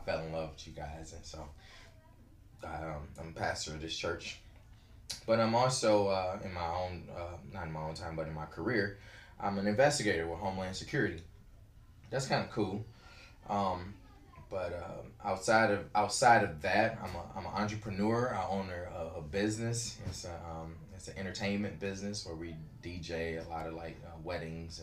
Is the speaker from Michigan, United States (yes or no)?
yes; Detroit, Michigan, United States; I'm from Detroit.